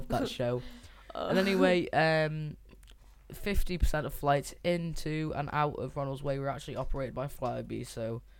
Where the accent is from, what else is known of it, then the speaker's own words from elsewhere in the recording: Nottingham, East Midlands, United Kingdom; Yeah, bro. I'm from Nottingham. I'm well hard.